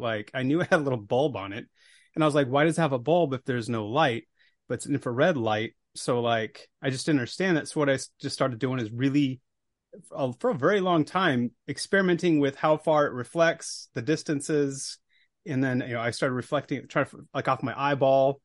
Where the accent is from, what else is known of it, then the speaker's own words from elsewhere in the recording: Billings, Montana, United States; I grew up in Billings, Montana